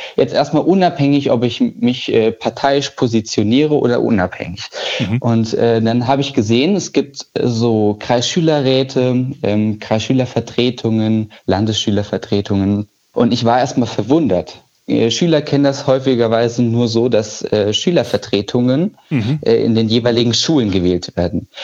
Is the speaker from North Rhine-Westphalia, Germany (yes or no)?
no; Gießen, Hesse, Germany; Ich komme ja ursprünglich aus Gießen